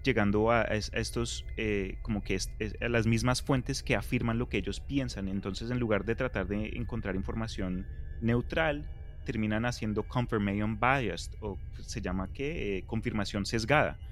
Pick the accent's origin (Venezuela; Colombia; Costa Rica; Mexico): Colombia; crecí en Colombia